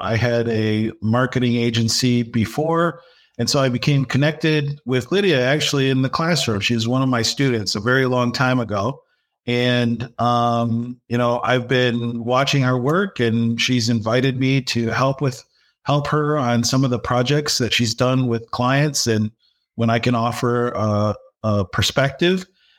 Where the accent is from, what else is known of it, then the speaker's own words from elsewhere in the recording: Dearborn, Michigan, United States; Yes, I was born in Dearborn, Michigan.